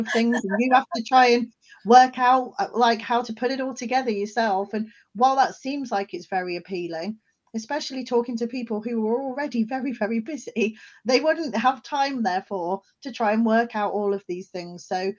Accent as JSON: {"language": "English", "region": "England", "country": "United Kingdom", "also_born_or_lived": "Scotland", "lives_now": "South Wales, United Kingdom", "said": "I'm not from South Wales originally, but I have also lived, I'm from England originally, and I've also lived in Scotland. So I've lived in many different areas around the UK."}